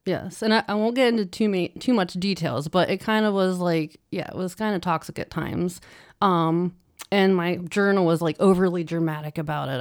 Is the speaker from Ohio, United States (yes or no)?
yes; Ohio, United States; also born or lived in Pittsburgh, Pennsylvania; I moved back to Ohio from Pittsburgh